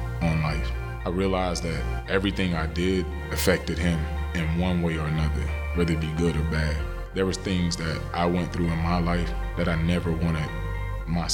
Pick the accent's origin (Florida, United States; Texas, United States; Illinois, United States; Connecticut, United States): Florida, United States; Pahokee; my hometown, Pahokee, Florida